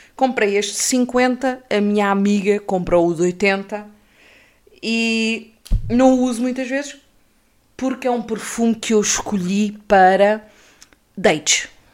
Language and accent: Portuguese; Peniche, Centro, Portugal; Eu cresci no Baleal